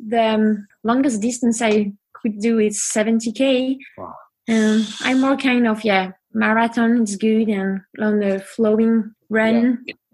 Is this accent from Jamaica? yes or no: no; France; accent: French; English is a second language; moved away as an adult; also born or lived in Chamonix, France; now in Norway; I'm French, so my accent is not so good.